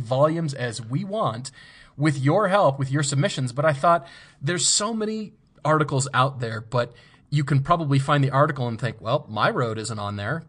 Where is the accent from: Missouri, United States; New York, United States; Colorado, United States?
Colorado, United States; Fort Collins; moved away; I grew up in Fort Collins